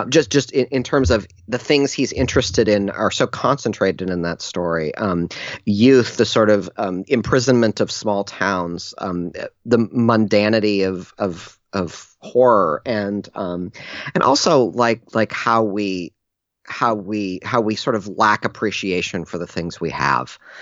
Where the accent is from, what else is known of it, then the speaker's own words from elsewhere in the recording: Ann Arbor, Michigan, United States; I grew up in Ann Arbor, Michigan